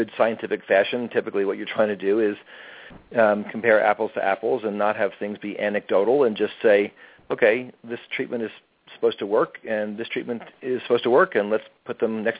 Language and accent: English; New York, United States; also born or lived in California / Oregon; now in New York City, United States; I grew up in New York State, not in New York City. But I lived in California and Oregon for a long time